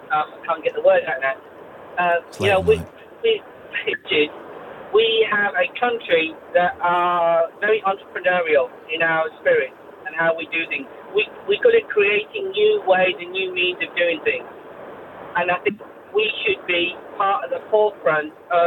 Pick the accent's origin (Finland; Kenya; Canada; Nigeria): Kenya; also born or lived in India (ancestry); now in United Kingdom; I was born in Kenya, but I'm from Indian descent